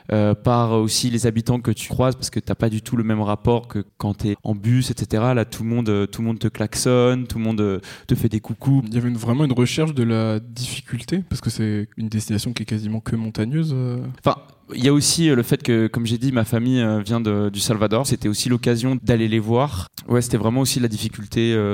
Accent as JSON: {"language": "French", "country": "Switzerland", "tie": "born there", "said": "Déjà, je suis né en Suisse, donc je, j'ai passé, je suis passé par la Suisse."}